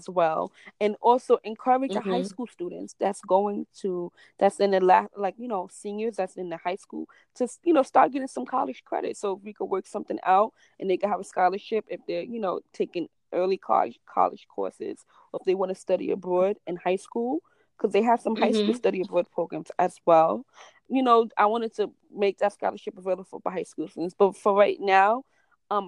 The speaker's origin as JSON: {"language": "English", "town": "New York City", "region": "New York", "country": "United States", "said": "I'm from New York. I'm from the Bronx, so it's a whole different world when you step out from the Bronx"}